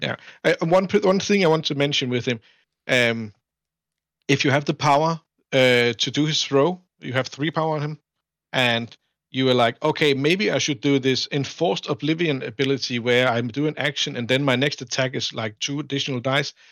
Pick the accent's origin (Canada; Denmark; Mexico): Denmark; I'm from Denmark, uh, which is, uh, Northern Europe